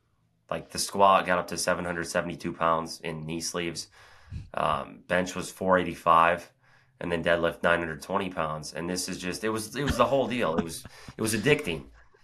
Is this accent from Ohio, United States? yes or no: no; Cambridge, Wisconsin, United States; also born or lived in Madison; So I was born in Madison, and then I lived about 30 minutes outside of there in like a town of 1,000 people, Cambridge.